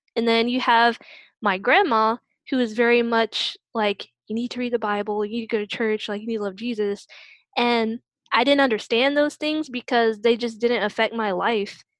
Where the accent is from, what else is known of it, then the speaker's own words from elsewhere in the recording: Newport News, Virginia, United States; moved away as an adult; now in Virginia Beach, United States; I currently reside in Virginia Beach, Virginia, but I'm originally from Newport News, Virginia